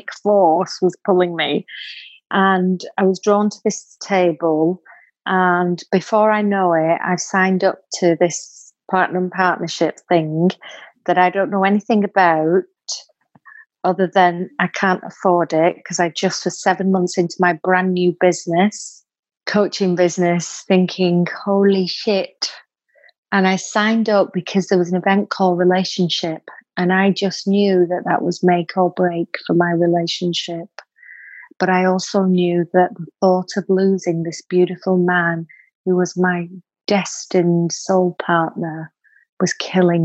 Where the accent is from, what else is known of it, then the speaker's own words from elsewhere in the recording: Bolton, North West England, United Kingdom; I'm from Bolton, same place that you're from, Katie.